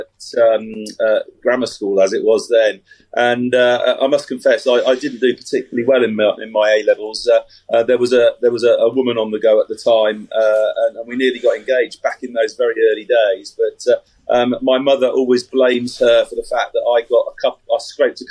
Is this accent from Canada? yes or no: no; Reading, South East England, United Kingdom; born and brought up in Reading, very much Berkshire based all the way through.